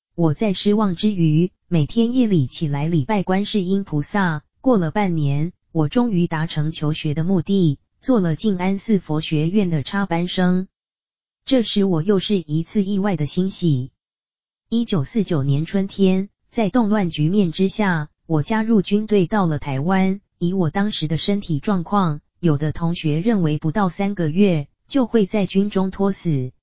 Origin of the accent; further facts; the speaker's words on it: China; 我们中国人好求简约